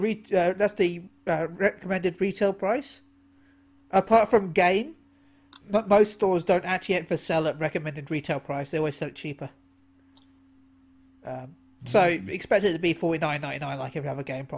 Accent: United Kingdom; Being British

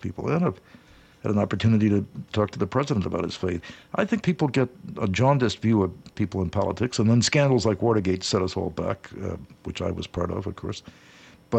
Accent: New England, United States; I grew up in New England

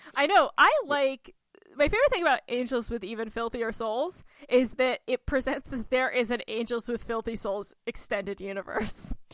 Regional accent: Oneonta, New York, United States; my hometown of Oneonta, New York

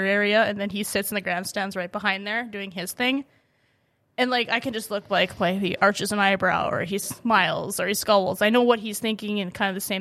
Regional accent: New Mexico, United States; moved away; also born or lived in upper Midwest; I grew up in New Mexico for quite a few years, and my parents brought me to a lot of tracks there.

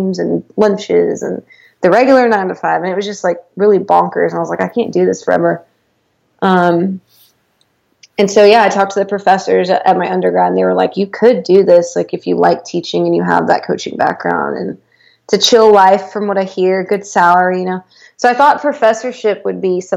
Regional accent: United States; I'm American

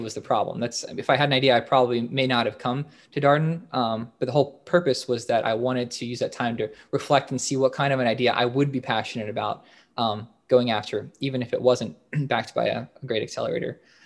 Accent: Northern Virginia, United States; I'm originally from Northern Virginia, uh, so I didn't go very far.

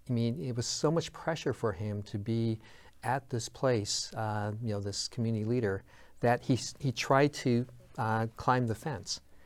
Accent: United States; I'm a third generation American. You know, my grandparents came here over a hundred ten years ago

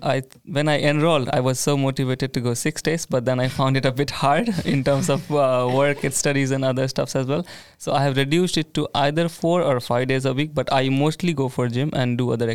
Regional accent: India; moved away as an adult; now in Linköping, Sweden; I come from India too

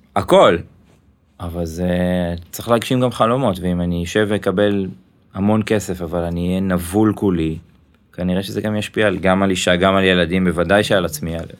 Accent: Ra'anana, Central District, Israel; also born or lived in Tel Aviv; now in Givatayim, Israel; אני יליד רעננה

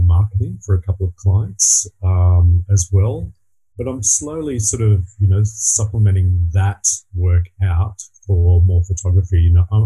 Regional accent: Sapphire Coast, New South Wales, Australia; also born or lived in Sydney; now in Sapphire Coast, Australia; I was born on the Sapphire Coast, not too long ago, and then moved to the city like everyone does

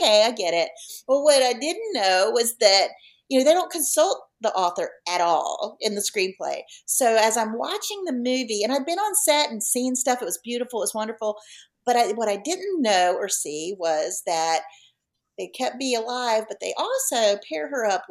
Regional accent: Virginia, United States; also born or lived in North Carolina; I'm born and raised in Virginia, lived in North Carolina as I was kind of healing from the loss of my husband. Now I'm back in Virginia

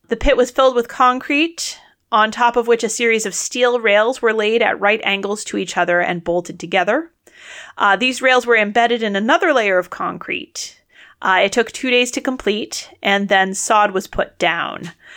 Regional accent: Worcester, Massachusetts, United States; my hometown of Worcester, Massachusetts

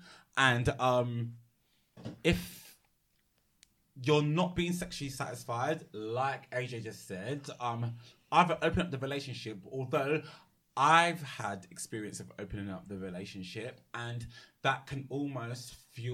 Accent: London, United Kingdom; I'm from Peckham.

